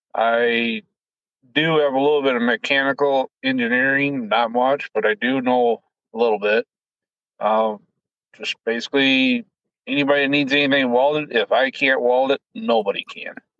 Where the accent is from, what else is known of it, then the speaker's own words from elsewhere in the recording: Colton, South Dakota, United States; I grew up in Colton, South Dakota, farm with my mom and dad